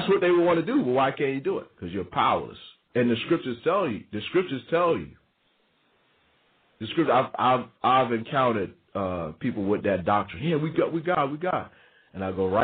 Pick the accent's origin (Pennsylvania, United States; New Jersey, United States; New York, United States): New York, United States; also born or lived in the South; growing up in New York, being born in New York, spending part of my life in the South, and part of my life coming back to New York